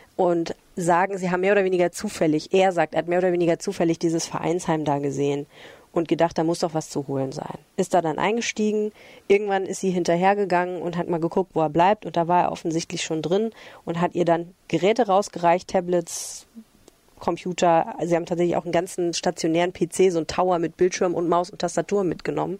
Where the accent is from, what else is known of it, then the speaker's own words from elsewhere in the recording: Düsseldorf, North Rhine-Westphalia, Germany; Ich als Oberbilkerin.